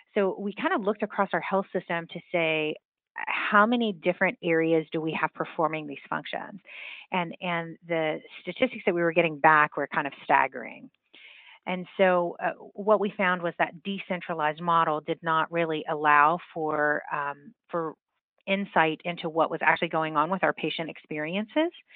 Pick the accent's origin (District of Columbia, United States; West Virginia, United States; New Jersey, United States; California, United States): West Virginia, United States; moved away as an adult; I was born and raised in West Virginia